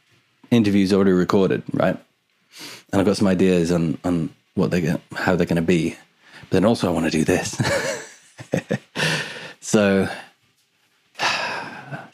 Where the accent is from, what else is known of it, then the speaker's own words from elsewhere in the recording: Edgmond, West Midlands, United Kingdom; I'm from Edgemont, which is just like near Newport.